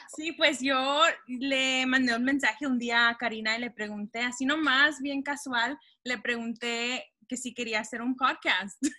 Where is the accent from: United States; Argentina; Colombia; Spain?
United States; Texas; desde que yo nací y crecí en Texas